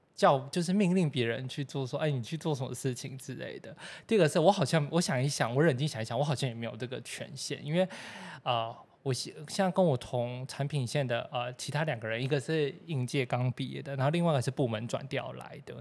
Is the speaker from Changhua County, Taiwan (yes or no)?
no; Taipei, Taiwan; 我就是土生土长的台北人